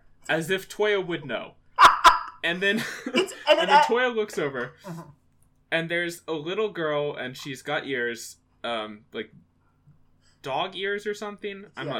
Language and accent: English; United States; as an American